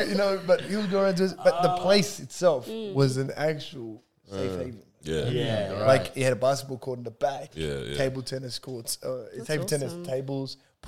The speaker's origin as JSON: {"language": "English", "town": "Melbourne", "region": "Victoria", "country": "Australia", "tie": "born or raised there", "said": "I'm a Brunswick boy, yeah? Okay. So I grew up in Brunswick"}